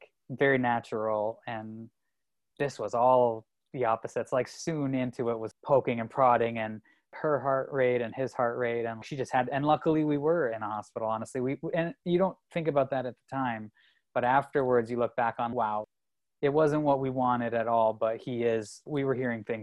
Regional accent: Ontario, Canada; moved away as an adult; also born or lived in Toronto; now in United States; I'm from Canada

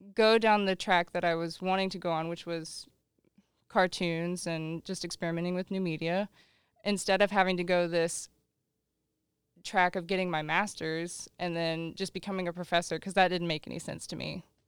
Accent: Lawton, Oklahoma, United States; Growing up in Lawton, Oklahoma, moved there in ninety-nine, uh, lived out in the country

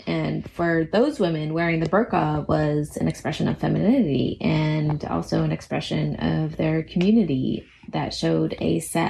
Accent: United States; I think it's a little bit inherent to being American, the belief that ours is the best way and the right way.

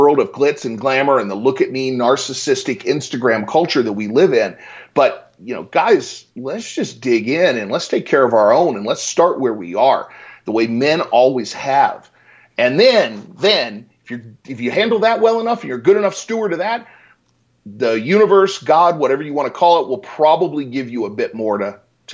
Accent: Richmond, Virginia, United States; moved away as an adult; also born or lived in Boulder, Colorado; now in Denver, United States; I grew up in Richmond, Virginia

